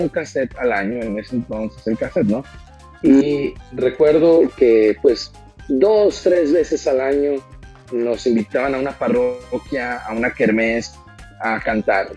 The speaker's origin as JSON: {"language": "Spanish", "town": "Monterrey", "region": "Nuevo León", "country": "Mexico", "tie": "born or raised there", "said": "yo nací eh, aquí en Monterrey, Nuevo León, México, el 29 de agosto del 88"}